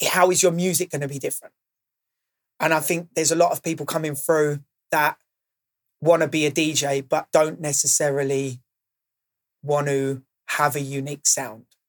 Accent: Maidstone, South East England, United Kingdom; now in London, United Kingdom; I didn't grow up in London. So I didn't have that initial underground scene on my doorstep. Um, I grew up in Maidstone

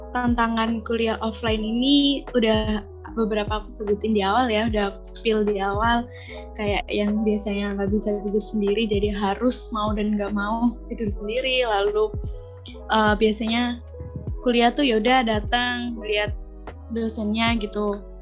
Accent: Karawang, West Java, Indonesia; moved away as an adult; now in Jember, Indonesia; aku dari jauh, dari Karawang, Jawa Barat

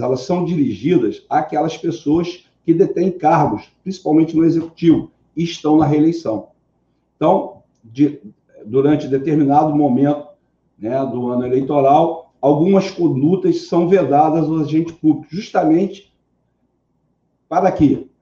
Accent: Rio de Janeiro, Brazil; Eu sou carioca

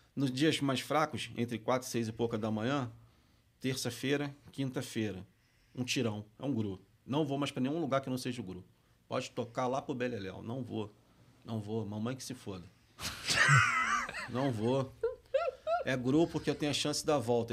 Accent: Rio de Janeiro, Brazil; accent: carioca; moved away as an adult; also born or lived in Minas Gerais; now in São Paulo, Brazil; Eu cresci perto do Maracanã, eu cresci rodeando ali, eu cresci no, no, na, no Andaraí, morei na Tijuca durante muito tempo

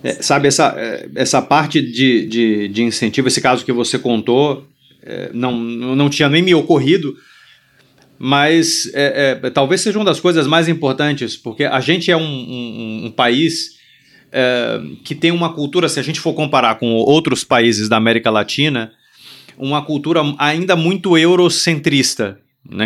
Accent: Brazil; nossa identidade né? como brasileiro

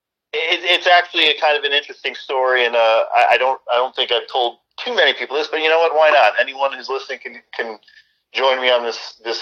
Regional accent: South Florida, United States; also born or lived in Long Island, New York / Fort Campbell, Kentucky / Iraq / Germany; Then I moved to South Florida, where I've pretty much been ever since

